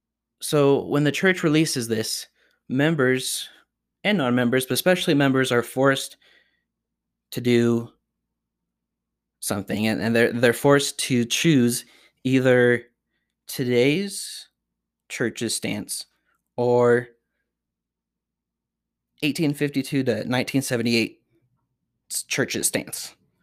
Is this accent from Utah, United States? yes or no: yes; Utah, United States; also born or lived in Chicago / Washington, D.C.; almost invisible to me as I grew up in Utah, was a frequent subject of my conversations in my life in Chicago and Washington, D.C.